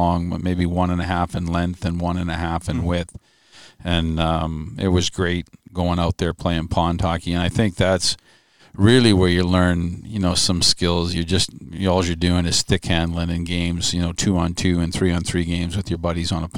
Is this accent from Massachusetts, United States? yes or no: yes; Franklin, Massachusetts, United States; Growing up in Massachusetts, back then when, you know, there wasn't computers